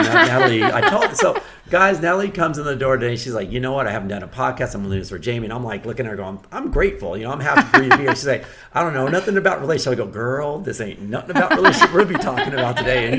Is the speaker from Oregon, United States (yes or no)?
no; Texas, United States; I'm from Texas, you know, and being from Texas